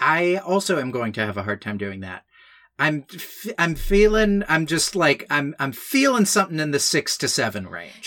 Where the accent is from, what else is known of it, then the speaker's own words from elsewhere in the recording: Newt Gingrich's district, Georgia, United States; I was, like, twelve and growing up in New Gingrich's district